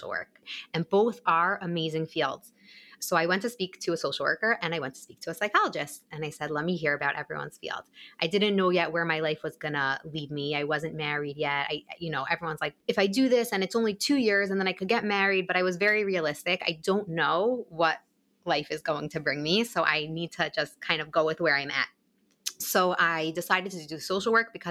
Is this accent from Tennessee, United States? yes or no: no; Woodmere, New York, United States; also born or lived in Long Beach, New York; I was born and raised in Woodmere, New York, where I currently live now as well